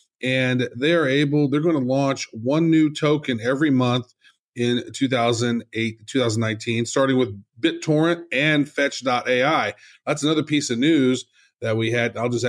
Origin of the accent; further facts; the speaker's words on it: Cayman Islands; I am from the Cayman Islands.